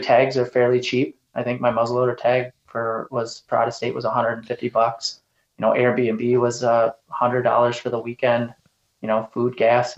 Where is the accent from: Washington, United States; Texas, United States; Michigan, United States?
Michigan, United States; Sparta; moved away as an adult; also born or lived in North Dakota; now in Eastern Michigan, United States; I'm originally from Grand Rapids area, just north of Grand Rapids, um, up in Sparta, Rockford area